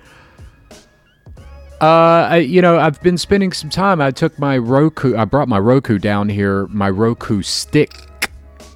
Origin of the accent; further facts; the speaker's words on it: Jacksonville, Florida, United States; also born or lived in Chicago; I'm on the top of the Independent Life Building. It's that weird-looking building in the center of downtown Jacksonville.